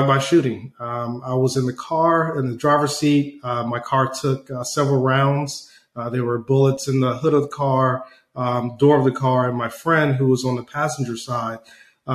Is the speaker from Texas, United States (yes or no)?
no; Atlanta, Georgia, United States; also born or lived in Detroit, Michigan; I was born originally in Detroit, Michigan, and then my family moved down to Atlanta, Georgia when I was about 3 years of age.